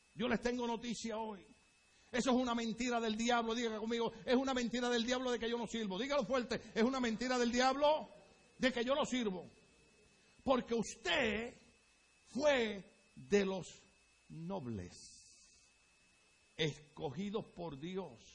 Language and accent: Spanish; Puerto Rico; moved away as an adult; now in United States; Pero en mi país, les repito, dirían, ay bendito